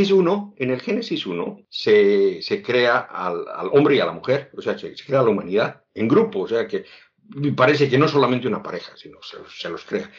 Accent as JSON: {"language": "Spanish", "region": "Oruro", "country": "Bolivia", "tie": "born or raised there", "said": "soy de Oruro, Oruro, mi ciudad natal"}